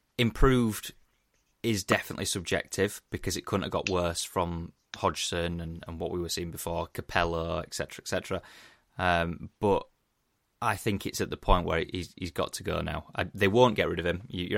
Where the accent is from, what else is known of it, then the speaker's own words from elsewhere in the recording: England, United Kingdom; as an Englishman